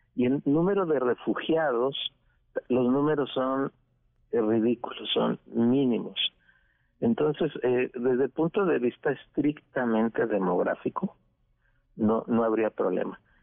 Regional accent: Mexico

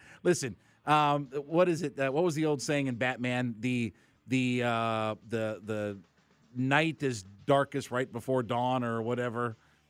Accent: Ohio, United States; Like I'm from Northeast Ohio.

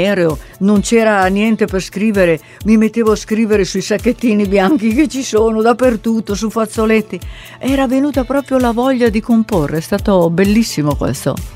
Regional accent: Italy; Cioè l'italiano è comunque la mia lingua, perciò ho scoperto questo mondo.

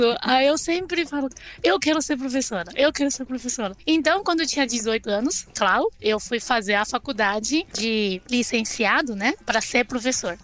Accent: China; Portuguese is a second language; now in Brazil; eu sou chinesa da China mesmo

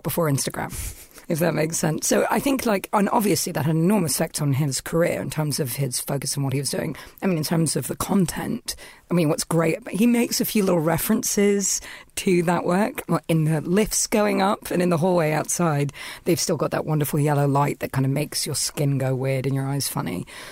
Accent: London, United Kingdom; I'm from London

